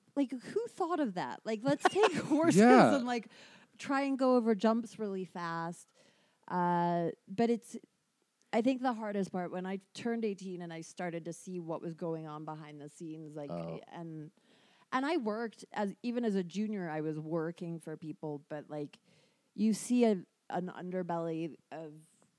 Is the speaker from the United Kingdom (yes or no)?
yes; United Kingdom; Like in the UK, probably the first